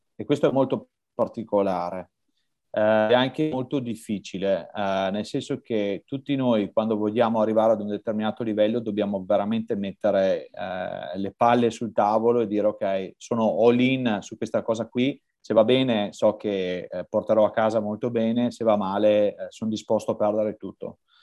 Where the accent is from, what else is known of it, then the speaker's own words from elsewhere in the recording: Verona, Veneto, Italy; Io sono di Verona.